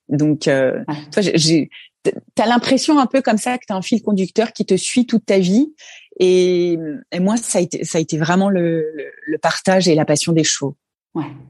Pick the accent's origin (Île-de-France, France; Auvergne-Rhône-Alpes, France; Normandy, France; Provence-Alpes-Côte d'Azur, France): Auvergne-Rhône-Alpes, France; Haute-Savoie; moved away as an adult; also born or lived in Annemasse / Belgium; j'ai grandi en Haute-Savoie, dans un petit bled qui s'appelle euh, Saint-Sergue. Euh, je suis arrivée là-bas à l'âge de 5 ans. Je suis née en Haute-Savoie aussi à Annemasse